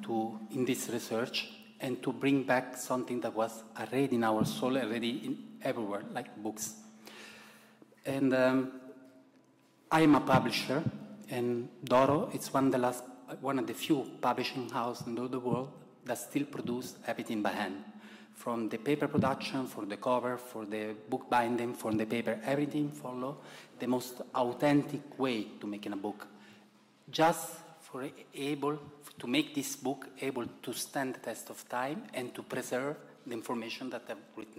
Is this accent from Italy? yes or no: yes; Italy; accent: Italian; English is a second language; you can hear from my accent that I'm very Italian